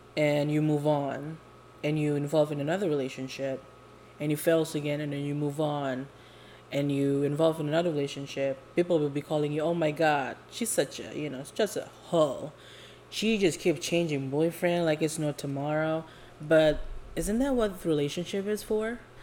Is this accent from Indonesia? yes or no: yes; Jakarta, Indonesia; now in California, United States; I was born and raised in Indo, um, Jakarta to be exact